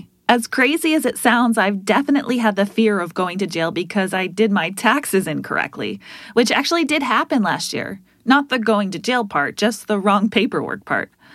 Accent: United States; Since I'm American

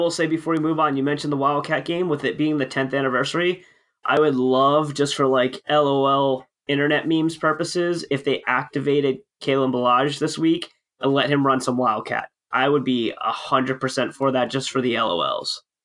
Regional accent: New Jersey, United States; I'm from Jersey. Uh, I'm technically back in Jersey and I work in Manhattan

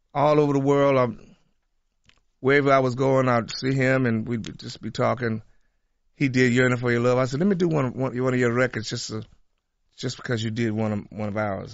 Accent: Tulsa, Oklahoma, United States; my hometown

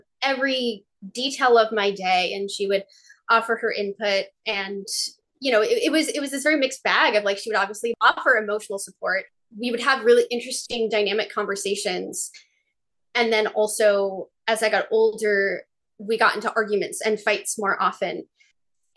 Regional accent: near Boston, Massachusetts, United States; I grew up near Boston

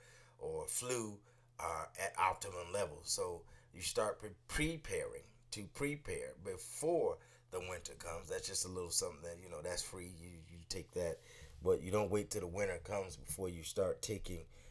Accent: Northeast, United States; also born or lived in DMV (Washington, D.C. area); now in Washington, D.C. area, United States; those of us who are Northeasterners, and I live in the Mid-Atlantic now, right now, but I grew up in the Northeast. I'm in the DMV

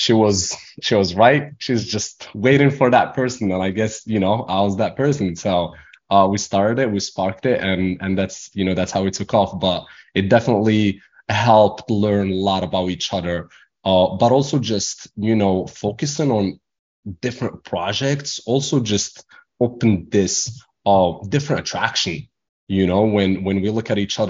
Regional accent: Morocco; English is a second language; moved away as an adult; now in United States; I was born and raised in Morocco, came to America to finish my school, my education.

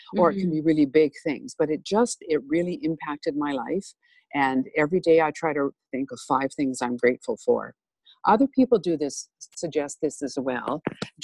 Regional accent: Saskatchewan, Canada; moved away as an adult; now in Cold Lake, Canada; I grew up in Saskatchewan

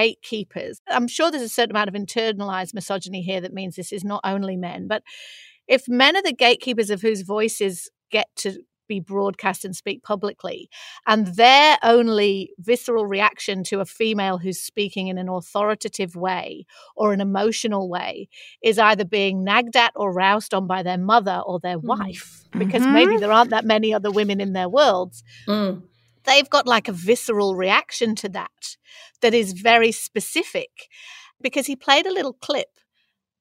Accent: Manchester, North West England, United Kingdom; accent: Mancunian; moved away; if I speak in my Mancunian accent, which is much like flatter, faster

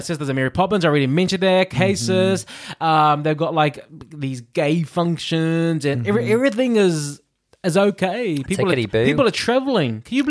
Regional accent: New Zealand; now in United Kingdom; I'm from New Zealand.

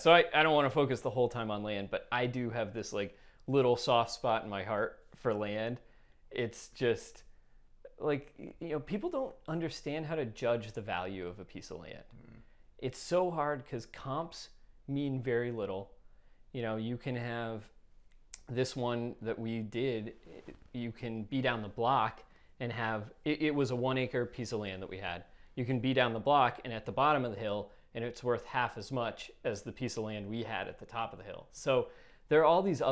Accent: Denver, Colorado, United States; I am from Denver, Colorado.

